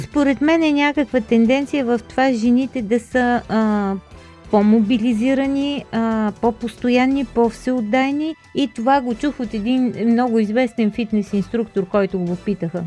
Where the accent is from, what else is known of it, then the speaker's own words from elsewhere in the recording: Northwestern Bulgaria, Bulgaria; Това в северо-запада, нали, в моя роден град е толкова типично